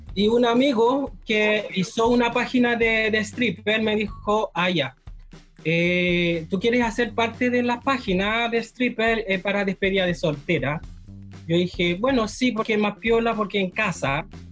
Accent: Haiti; moved away as an adult; now in Chile; yo soy haitiano. ¿Ya? Llevo 12 años en Chile

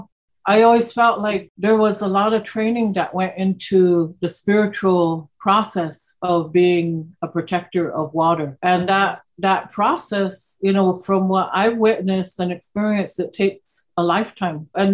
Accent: Lincoln, Nebraska, United States; also born or lived in Omaha Indian Reservation, Nebraska; I was born here in Lincoln and spent well over half my life here in Lincoln living. And then I would say the other half has been predominantly on the Omaha Indian Reservation

